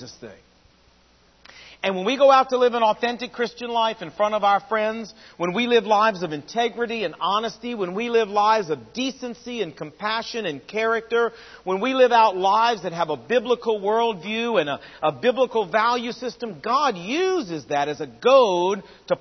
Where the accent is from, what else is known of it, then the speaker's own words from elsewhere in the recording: Portsmouth, Virginia, United States; moved away; Portsmouth, Virginia, which is my hometown